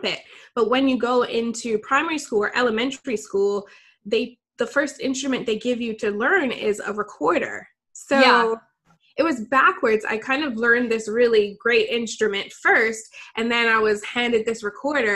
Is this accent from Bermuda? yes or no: yes; Bermuda; I grew up in Bermuda, which is a small island in the Atlantic.